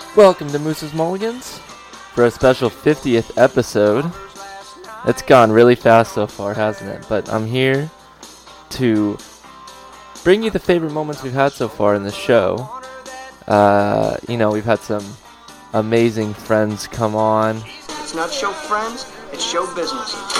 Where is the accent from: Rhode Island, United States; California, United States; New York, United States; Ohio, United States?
California, United States; Los Angeles; I grew up near Dorsey High School, for those of you that are familiar with the Los Angeles area